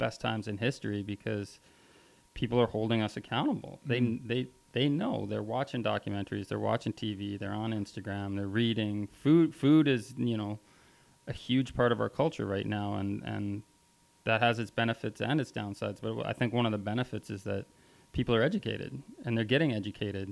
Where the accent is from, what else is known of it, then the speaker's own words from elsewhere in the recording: Vancouver, British Columbia, Canada; moved away as an adult; growing up in Vancouver, the food culture scene, was pretty advanced for Canada at the time.